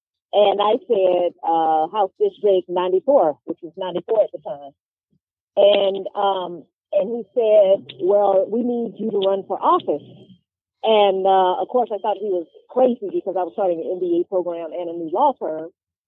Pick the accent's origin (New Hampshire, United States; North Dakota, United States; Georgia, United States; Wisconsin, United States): Georgia, United States; DeKalb County; I grew up in DeKalb County and I represent DeKalb County.